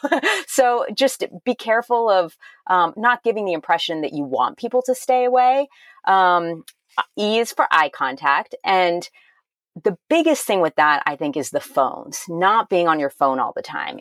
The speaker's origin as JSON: {"language": "English", "town": "Miami", "region": "Florida", "country": "United States", "also_born_or_lived": "Massachusetts / Maryland / Ohio / California", "moved": "yes", "lives_now": "Wilmette, United States", "said": "I'm originally from Miami, Florida, but we lived in Massachusetts, Maryland, Ohio, California, Illinois, Tennessee, and then we moved back to Illinois"}